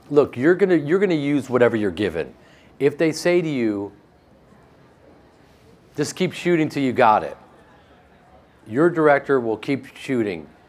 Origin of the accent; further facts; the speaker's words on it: Chicago, Illinois, United States; Growing up in Chicago myself, I, I went to Marshall Fields and I was a part of this place that he built.